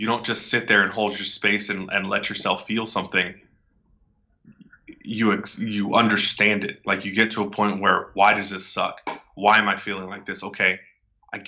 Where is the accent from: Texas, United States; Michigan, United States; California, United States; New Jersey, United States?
California, United States; right outside of San Francisco; I'm from California, right outside of San Francisco